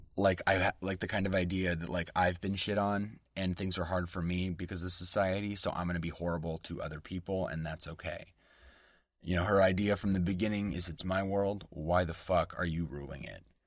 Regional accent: West Coast American, United States; accent: West Coast American English; first language English; my native tongue, West Coast American English

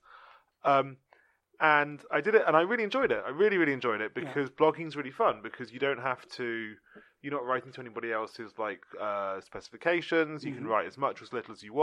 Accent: London, United Kingdom; I'm from London

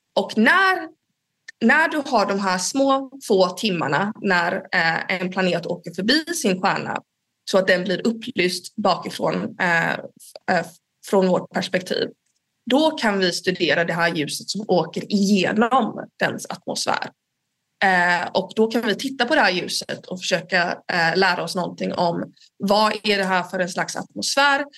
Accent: Gothenburg, Västra Götaland, Sweden; now in Uppsala, Sweden; Jag kommer från början från Göteborg

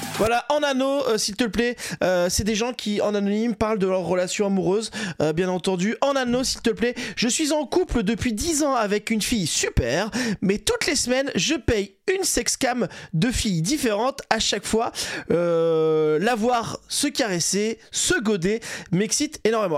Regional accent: Saint-Jean-de-Luz, Nouvelle-Aquitaine, France; also born or lived in Toulouse; je viens du Saint-Jean-de-Luz au Pays Basque

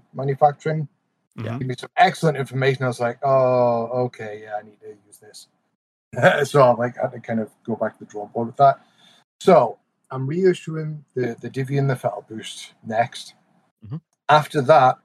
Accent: Newcastle upon Tyne, North East England, United Kingdom; accent: Geordie; moved away as an adult; now in United States; I got really Geordie

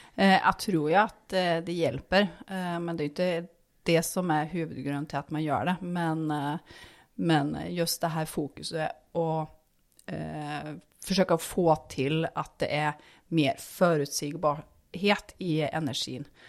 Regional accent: Härnösand, Västernorrland County, Sweden; now in Norway; Ursprungelig så kom jeg fra Hernusand. Det er fem mil nord om Sundsvall.

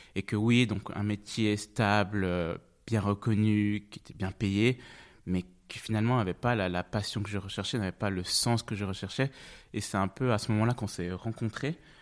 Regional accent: French-speaking Switzerland, Romandy, Switzerland; first language French; moved away as an adult; also born or lived in Zug; now in Zurich, Switzerland; je suis né en Suisse. Je suis né en Suisse, à Zug

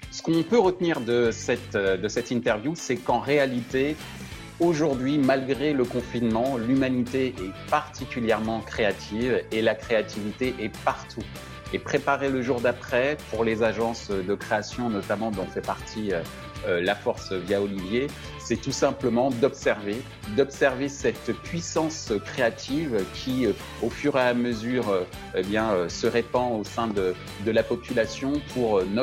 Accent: French Antilles, France; comme on dit chez nous aux Antilles

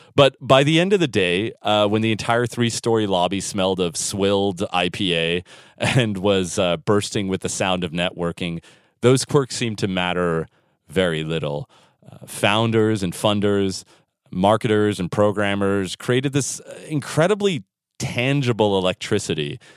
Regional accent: San Francisco, California, United States; moved away; San Francisco, my hometown, the beautiful city by the bay

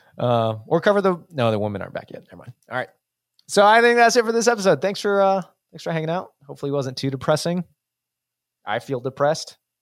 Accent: United States; an American, like we are

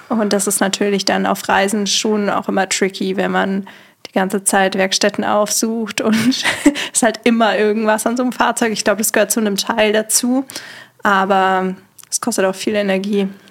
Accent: near Munich, Bavaria, Germany; Ich komme eigentlich nicht aus Berlin, sondern aus dem Süden ähm, von Deutschland, in der Nähe von München

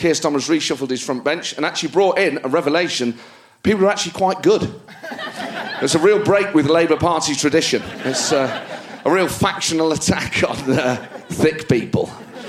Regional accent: New Jersey, United States; I worked for Trump because my dad was blue collar. I grew up in New Jersey.

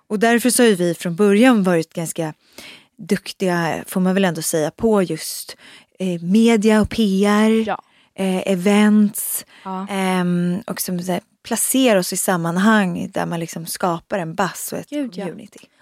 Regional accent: Uppsala, Uppsala County, Sweden; moved away as an adult; now in Stockholm, Sweden; jag kommer från Uppsala men flyttade faktiskt direkt egentligen när jag var 19 eh, direkt efter där till Stockholm

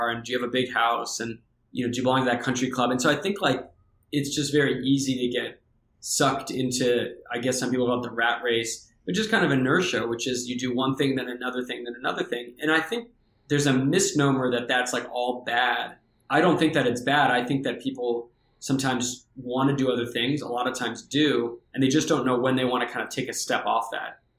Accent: Santa Barbara, California, United States; also born or lived in New York City / Tennessee; So I grew up in New York City, actually, where you're uh, out, out uh, your way. We moved when I was a few years old to Tennessee and then to California a few years after that. So my teenage years were in Southern California, in Santa Barbara.

